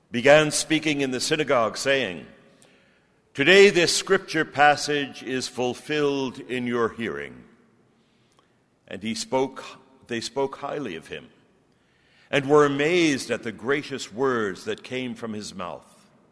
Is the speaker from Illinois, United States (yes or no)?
no; Brooklyn, New York, United States; now in Grenada; I'm originally from Brooklyn, New York.